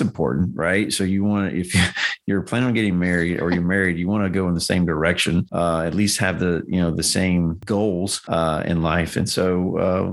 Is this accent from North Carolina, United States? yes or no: yes; North Carolina, United States; moved away as an adult; now in Tennessee, United States; I was moving across the world because I grew up in North Carolina.